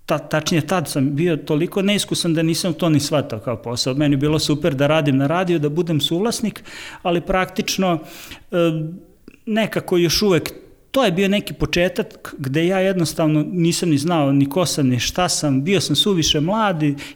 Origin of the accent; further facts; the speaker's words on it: Novi Sad, Vojvodina, Serbia; dolazim iz Novog Sada.